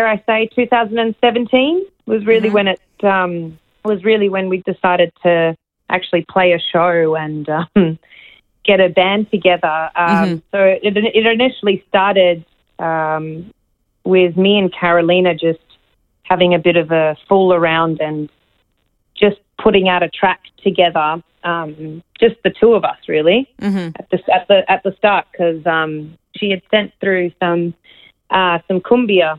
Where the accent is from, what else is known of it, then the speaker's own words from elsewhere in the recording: Australia; I grew up in Australia